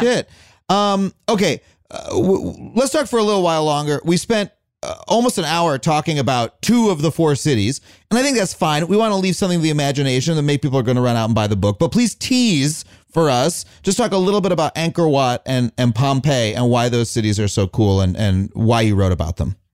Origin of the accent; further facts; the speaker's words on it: Long Island, New York, United States; I grew up on Long Island